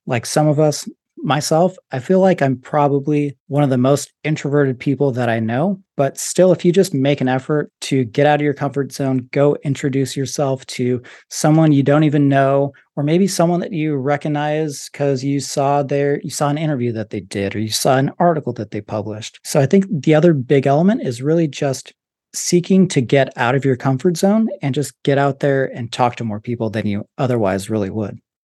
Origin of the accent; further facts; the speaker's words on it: Las Vegas, Nevada, United States; I'm even from Vegas